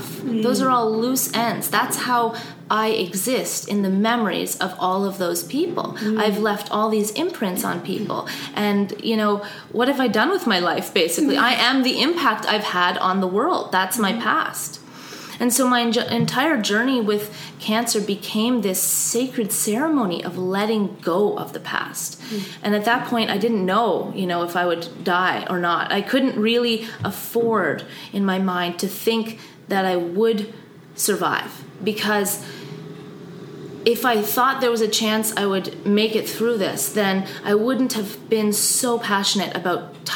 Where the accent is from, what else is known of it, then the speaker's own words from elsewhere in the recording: Austria; growing up in Austria